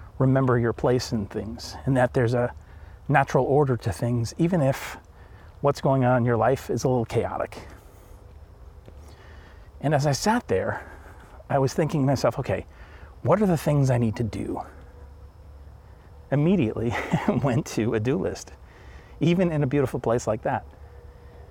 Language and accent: English; Northeast, United States; I'm from the Northeast and the pace of life is crazy here